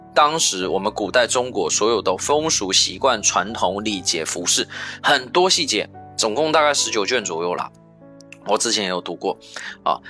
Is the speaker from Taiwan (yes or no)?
yes; Taiwan; also born or lived in mainland China; now in China; 像在我的老家台湾，